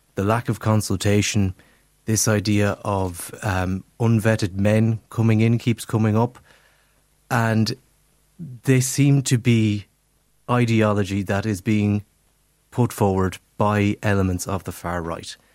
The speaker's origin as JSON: {"language": "English", "town": "Castlerea", "region": "Connacht", "country": "Ireland", "tie": "born or raised there", "said": "my favourite, uh, uh, Irish name street is in my hometown of Castlereagh."}